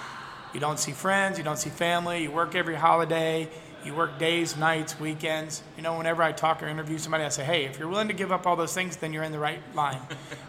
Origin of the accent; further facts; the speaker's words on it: Tennessee, United States; born there; So as a kid growing up, I was born in Tennessee, and every year we lived in three cities.